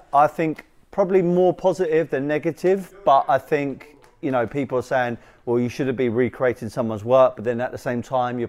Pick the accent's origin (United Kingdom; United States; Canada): United Kingdom; London; I'm from South London.